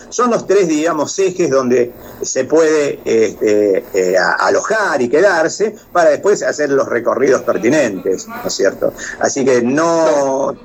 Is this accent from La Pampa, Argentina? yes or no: yes; La Pampa, Argentina; also born or lived in France; los asados que comemos acá en La Pampa